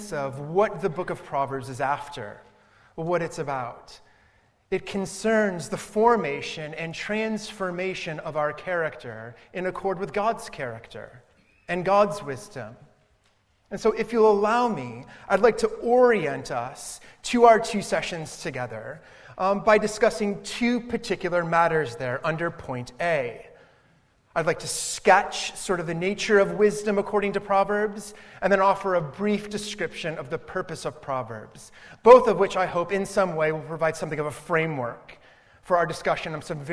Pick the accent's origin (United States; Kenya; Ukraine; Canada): United States; Cleveland, Ohio; moved away as an adult; also born or lived in Southern California; now in United Kingdom; I grew up in Cleveland, Ohio, in the States.